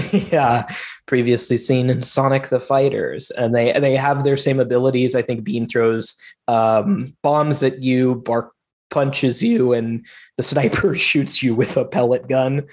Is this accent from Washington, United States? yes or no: yes; Federal Way, Washington, United States; My hometown, Federal Way, Washington.